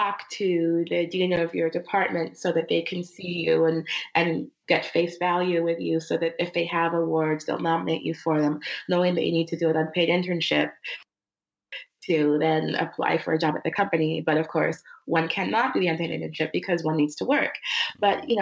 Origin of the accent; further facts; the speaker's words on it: Arcadia, California, United States; also born or lived in Minnesota / New York / Uganda (family); when I was 8, we moved from Minnesota, which was a primarily white town. As you know, we moved to Arcadia, California